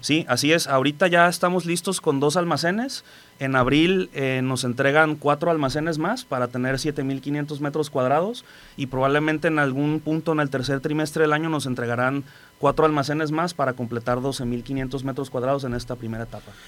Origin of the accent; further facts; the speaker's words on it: Colima, Mexico; also born or lived in Manzanillo; yo soy de Colima, soy local. Tengo aquí en Manzanillo, acabo de cumplir ahora en el mes de febrero 16 años.